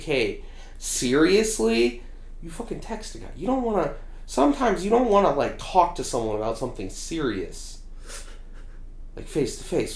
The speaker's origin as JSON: {"language": "English", "region": "Indiana", "country": "United States", "said": "I'm from Indiana"}